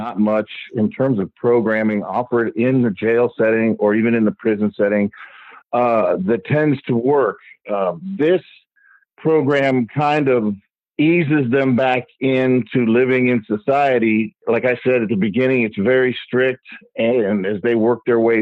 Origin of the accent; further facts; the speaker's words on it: Miami, Florida, United States; I grew up in South Florida